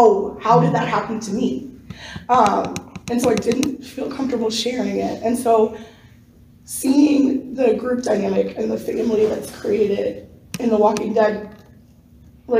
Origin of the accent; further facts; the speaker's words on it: Raleigh, North Carolina, United States; I'm from Raleigh, North Carolina.